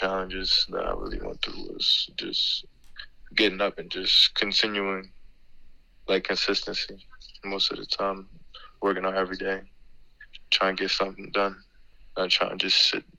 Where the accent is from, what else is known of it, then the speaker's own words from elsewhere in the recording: Berry Hall, Maryland, United States; I'm from Berry Hall, Maryland. I grew up in Berry Hall, Maryland most of my life.